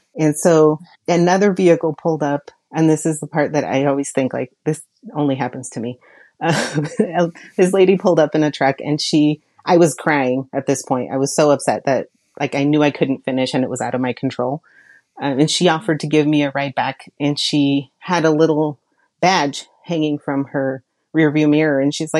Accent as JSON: {"language": "English", "region": "Oregon", "country": "United States", "said": "because I'm like so Southern Oregon that I'm basically a Californian."}